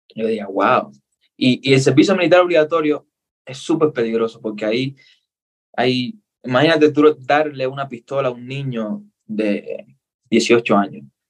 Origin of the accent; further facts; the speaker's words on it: Cuba; accent: Cuban; now in Ecuador; soy cubano, nací en Cuba